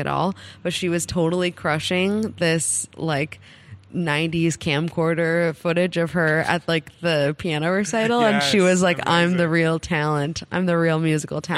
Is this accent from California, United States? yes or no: yes; Los Angeles, California, United States; I grew up in Los Angeles